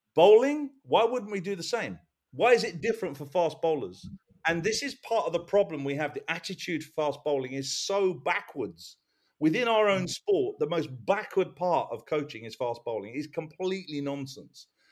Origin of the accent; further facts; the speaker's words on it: England, United Kingdom; as being English